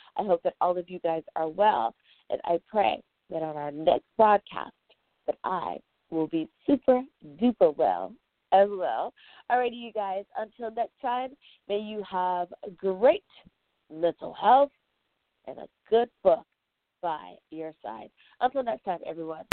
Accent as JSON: {"language": "English", "country": "United States", "said": "the good old U.S. of A, my home country"}